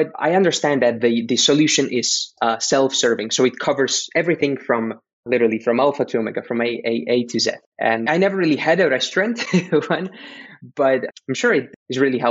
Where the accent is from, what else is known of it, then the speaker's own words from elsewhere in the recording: Slovakia; I am originally from Central Europe, from Slovakia.